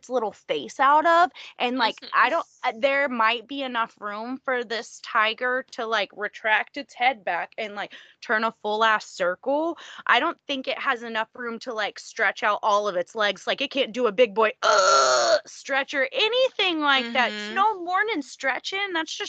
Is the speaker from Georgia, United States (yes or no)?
no; Texas, United States; I am from the fucking South. I'm from Texas.